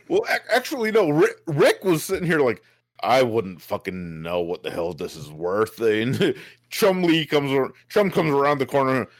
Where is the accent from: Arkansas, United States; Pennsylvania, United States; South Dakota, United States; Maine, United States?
South Dakota, United States; I grew up in South Dakota.